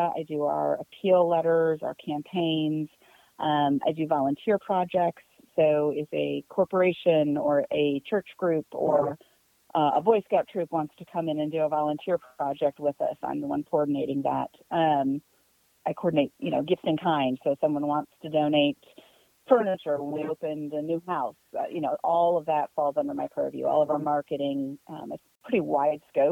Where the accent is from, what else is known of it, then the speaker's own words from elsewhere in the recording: Leesburg, Virginia, United States; I grew up in Loudoun County up in Northern Virginia.